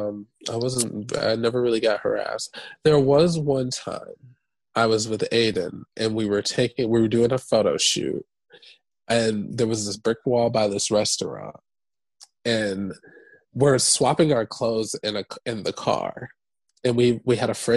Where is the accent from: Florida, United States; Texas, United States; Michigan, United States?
Michigan, United States; moved away as an adult; also born or lived in Atlanta, Georgia; now in New York, United States; Growing up in Michigan, I felt like I couldn't, like, be myself